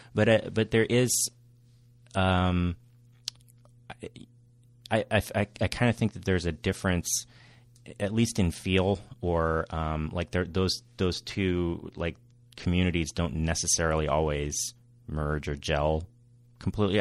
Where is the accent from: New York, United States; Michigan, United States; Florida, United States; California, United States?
California, United States; outside Monterey, Northern; moved away as an adult; also born or lived in Los Angeles County, California / Orange County, California; now in San Diego, United States; I grew up in Northern California outside of Monterey.